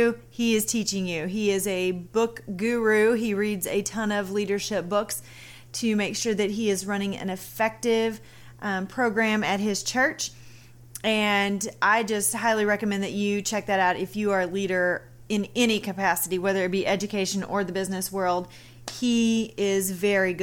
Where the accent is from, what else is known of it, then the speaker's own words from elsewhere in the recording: Southern Missouri, United States; accent: Southern; I am from Southern Missouri